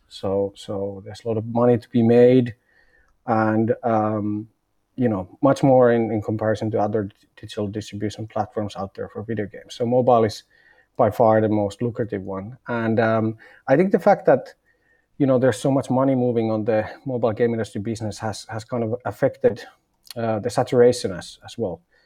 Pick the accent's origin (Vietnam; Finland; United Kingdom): Finland; moved away as an adult; now in Berlin, Germany; I'm originally from Finland